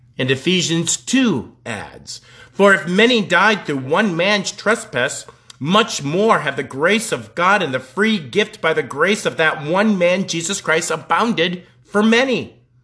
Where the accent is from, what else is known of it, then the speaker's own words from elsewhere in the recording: Colorado, United States; moved away as an adult; also born or lived in Nebraska; I was from Colorado